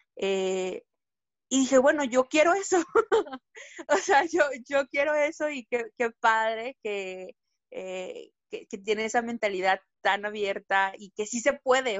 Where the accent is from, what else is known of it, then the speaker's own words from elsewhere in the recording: Mexico; aquí como mexicanos